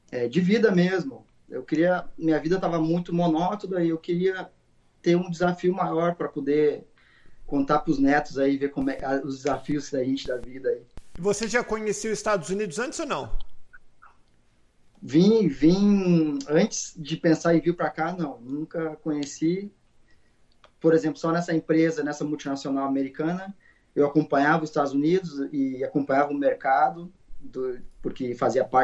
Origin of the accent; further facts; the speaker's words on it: Porto Alegre, Rio Grande do Sul, Brazil; moved away as an adult; also born or lived in Ibirubá; now in Jacksonville, United States; Bom, é, sou de Porto Alegre, morei 20 anos em Porto Alegre